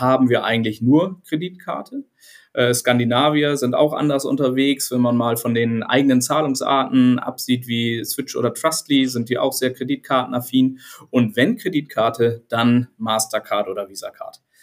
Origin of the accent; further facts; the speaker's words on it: Hamburg, Germany; Ich bin Hamburger Jung und inzwischen 43 Jahre alt